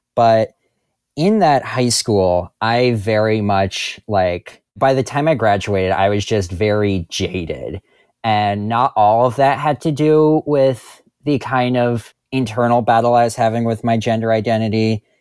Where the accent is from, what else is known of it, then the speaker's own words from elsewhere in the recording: New Jersey, United States; I am from New Jersey.